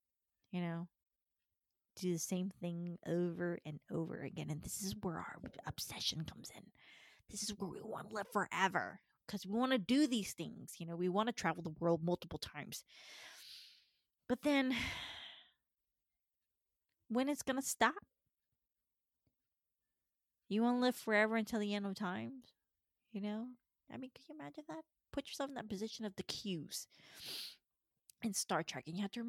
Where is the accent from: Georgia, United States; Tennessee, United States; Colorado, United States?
Georgia, United States; born there; also born or lived in California; the first time that I got out of Georgia, I was born in Georgia, only to be in California.